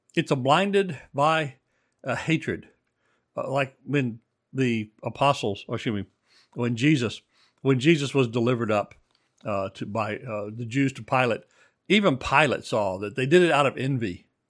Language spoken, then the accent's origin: English; Texas, United States; moved away; I grew up in Texas